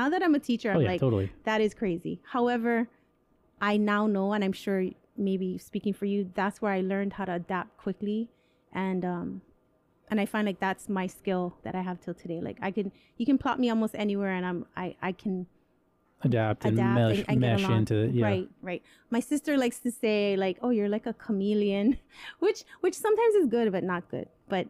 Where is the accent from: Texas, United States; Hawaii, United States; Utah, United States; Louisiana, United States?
Hawaii, United States; growing up in Hawaii